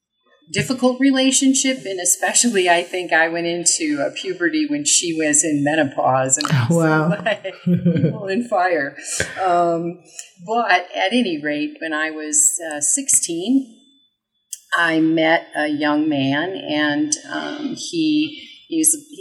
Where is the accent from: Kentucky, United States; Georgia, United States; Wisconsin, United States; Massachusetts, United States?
Wisconsin, United States; I grew up in the Midwest, in Wisconsin on Lake Michigan